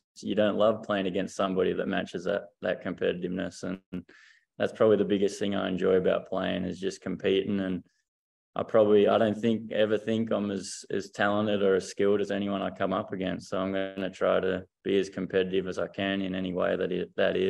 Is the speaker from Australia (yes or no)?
yes; regional Victoria, Australia; We're not from Vic Metro